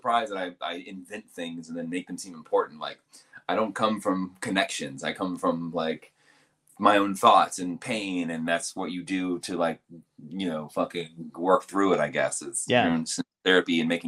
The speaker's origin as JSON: {"language": "English", "region": "Virginia", "country": "United States", "said": "I'm from Virginia"}